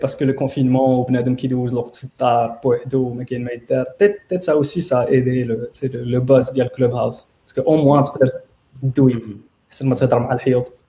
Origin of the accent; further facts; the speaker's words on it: Morocco; parce que عارفين que je suis marocain